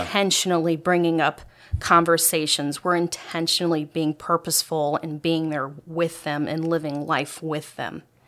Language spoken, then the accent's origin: English; Ohio, United States; moved away; I grew up in Ohio